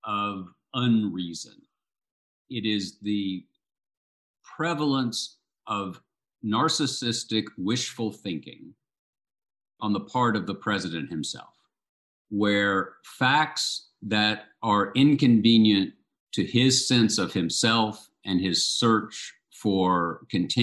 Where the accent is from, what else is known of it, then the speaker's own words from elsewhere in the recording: the South, United States; I grew up in the South, I moved my family back here